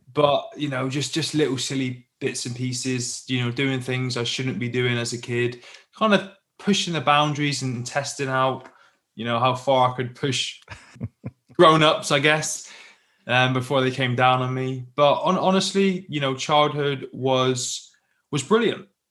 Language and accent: English; Plymouth, South West England, United Kingdom; I grew up in the UK, as you can probably tell by my accent, down in the southwest in a little city called Plymouth just down on the coast